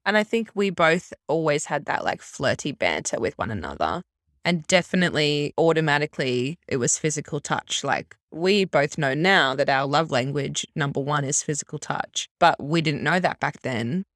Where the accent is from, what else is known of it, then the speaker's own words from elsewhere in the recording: Brisbane, Queensland, Australia; also born or lived in Melbourne; Grew up in Melbourne, moved up to Brisbane when I was, like, eight, went to school up there